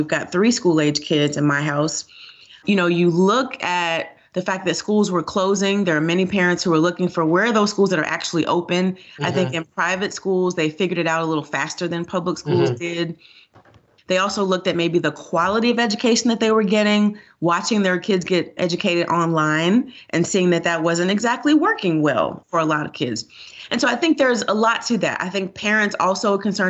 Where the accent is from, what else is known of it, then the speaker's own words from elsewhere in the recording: Miami, Florida, United States; moved away as an adult; now in Georgia, United States; I grew up in Florida. I got a great public education, and I'm a product of school choice.